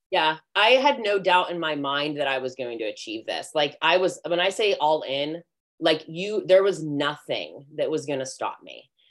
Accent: McCandless, Pennsylvania, United States; I grew up in McCandless.

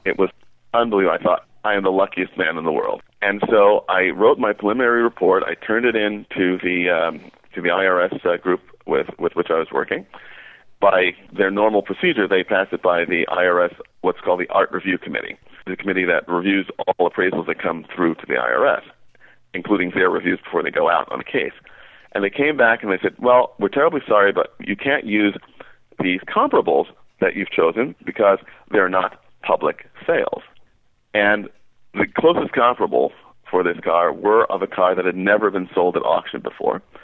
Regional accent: New York City, New York, United States; moved away; also born or lived in northern New Jersey; I was born in New York City in Manhattan and uh, grew up in Queens, borough of New York.

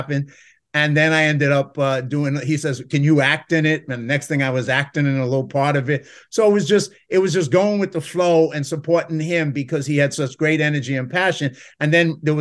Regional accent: New York City, New York, United States; I come from the South Bronx

